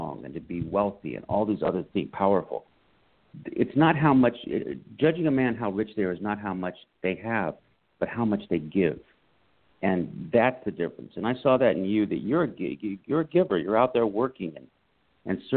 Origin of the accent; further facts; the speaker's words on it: San Diego, California, United States; I grew up in San Diego, California